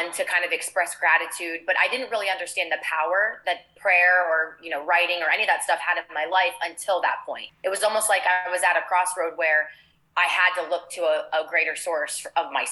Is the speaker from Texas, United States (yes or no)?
no; Ohio, United States; moved away as an adult; also born or lived in Los Angeles; now in South Florida, United States; I grew up in Ohio